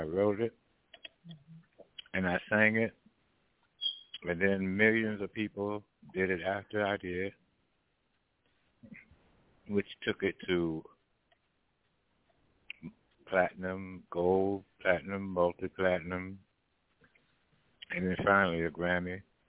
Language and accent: English; Washington, District of Columbia, United States; moved away; also born or lived in Memphis, Tennessee / California; I'm from Washington, D.C., born and bred there. And then I moved on from Washington, D.C. to Memphis, Tennessee